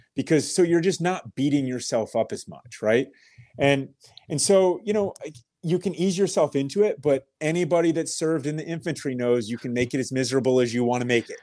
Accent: Kettering, Ohio, United States; I was born in Kettering, Ohio, birthplace of aviation

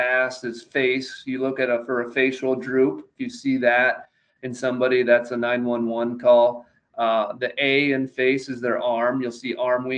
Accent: Nebraska, United States; I grew up in Nebraska

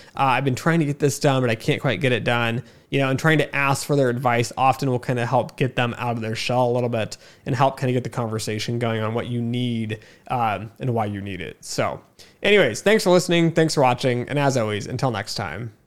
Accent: United States; even as an American

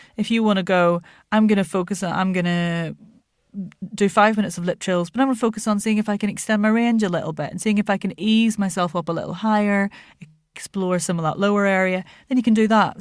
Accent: Ireland; moved away; also born or lived in Lancashire, England; my dad was Irish and we lived in Ireland

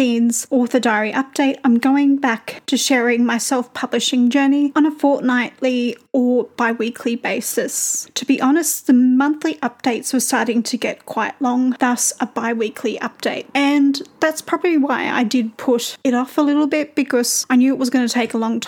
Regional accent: Australia; accent: Australian

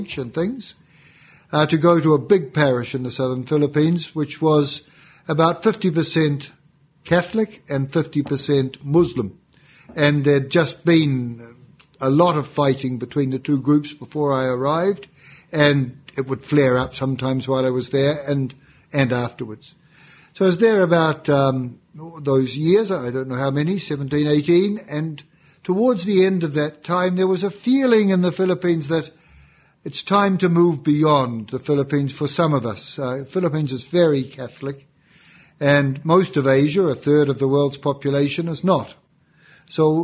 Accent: New Zealand; moved away as an adult; now in Rome, Italy; so I'm from New Zealand originally, and even as a young fellow, I was very inspired by the work of the Marist missionaries, which I'd read about at school

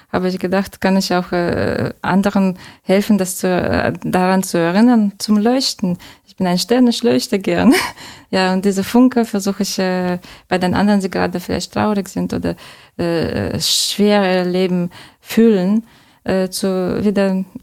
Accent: Saint Petersburg, Russia; German is a second language; Ich bin ähm, als Großstadtkind aufgewachsen in zauberhaften St. Petersburg. Und äh, äh, jetzt wohne ich in einer Laube.

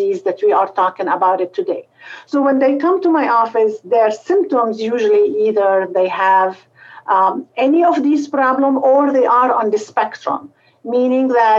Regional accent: Lebanon; moved away as an adult; also born or lived in Beirut, Lebanon; now in Cleveland, United States; So I was born in Lebanon, and I did medical school at the French University, St. Joseph University in Beirut.

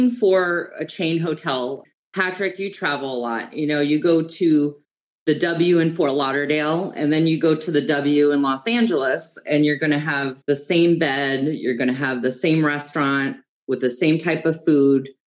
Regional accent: Germany; I grew up in Germany, actually. My dad was in the US Army. He actually met my mom and they got married. And then, of course, I was born in Germany. I was there for 20 years.

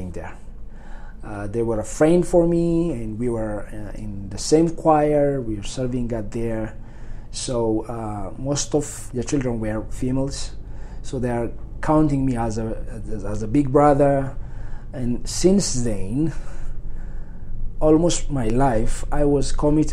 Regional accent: Debre Zeyit, Oromia, Ethiopia; also born or lived in Addis Ababa, Ethiopia; I was born in 1980 in Derbezate, like 25 miles from the capital city of Ethiopia

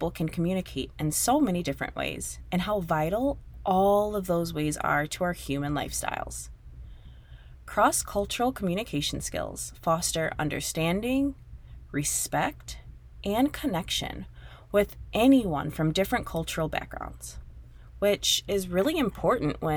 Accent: United States; moved away as an adult; now in Spain; I'm back in my home country

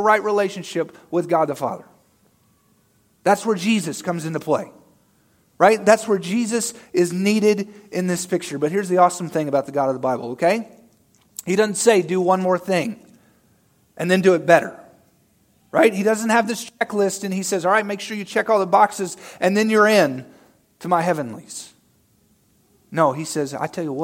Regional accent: Arkansas, United States; moved away; I'm from good old Arkansas

